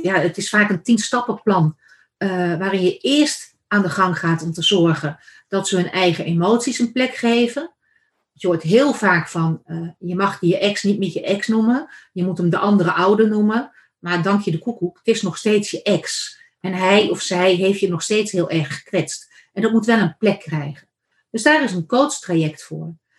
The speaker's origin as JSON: {"language": "Dutch", "region": "Randstad", "country": "Netherlands", "moved": "yes", "lives_now": "Achterhoek, Netherlands", "said": "ik kom van oorsprong uit de Randstad"}